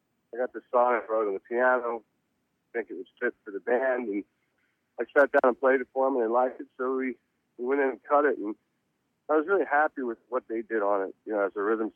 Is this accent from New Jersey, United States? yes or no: no; Reading, Pennsylvania, United States; now in Los Angeles, United States; I was born in Reading, Pennsylvania